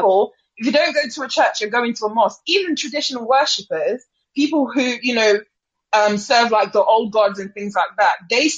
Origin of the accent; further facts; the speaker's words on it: Nigeria; also born or lived in United Kingdom; Currently, I have moved back to Nigeria now.